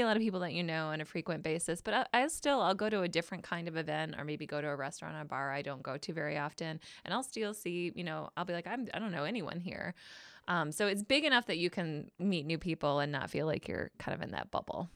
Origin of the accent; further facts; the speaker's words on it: Traverse City, Michigan, United States; also born or lived in Alpena, Michigan; I did move here to Traverse City when I was a kid